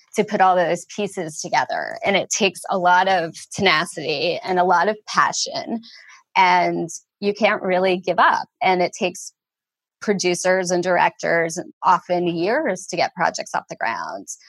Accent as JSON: {"language": "English", "town": "Wayne", "region": "New Jersey", "country": "United States", "tie": "born or raised there", "said": "I grew up in Wayne, New Jersey"}